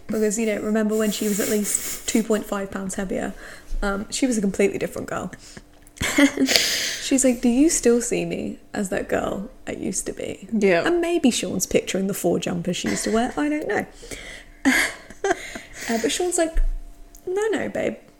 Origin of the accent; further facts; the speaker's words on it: England, United Kingdom; I'm English.